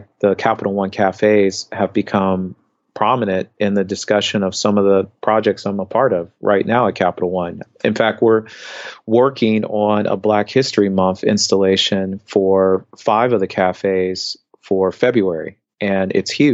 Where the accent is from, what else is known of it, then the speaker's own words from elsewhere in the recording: Indianapolis, Indiana, United States; moved away; I grew up in the Midwest, and I remember periods of time growing up in Indianapolis